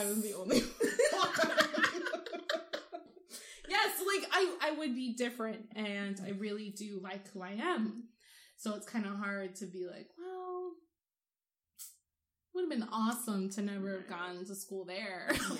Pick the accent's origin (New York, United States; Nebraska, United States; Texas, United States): Nebraska, United States; Omaha; born there; I was born in Nebraska. Wow. It was the only black child born on October 19th, 1991.